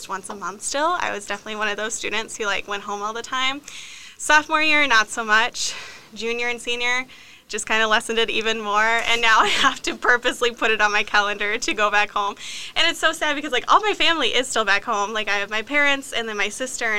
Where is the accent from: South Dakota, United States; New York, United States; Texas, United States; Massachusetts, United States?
South Dakota, United States; Rapid City; moved away as an adult; also born or lived in Brookings, South Dakota; I came up here from Rapid City, so from West River to East River. Came to SDSU in 2014, right after I graduated high school